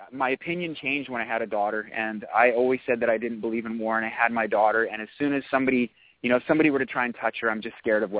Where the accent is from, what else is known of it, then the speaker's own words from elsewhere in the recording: Canada; we are Canadian